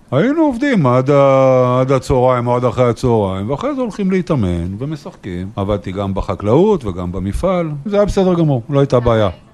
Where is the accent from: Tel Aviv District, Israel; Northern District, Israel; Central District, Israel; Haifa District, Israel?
Northern District, Israel; Gvat; born or raised there